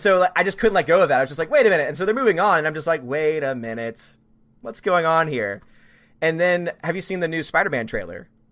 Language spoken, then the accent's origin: English; New Orleans, Louisiana, United States; I'm from New Orleans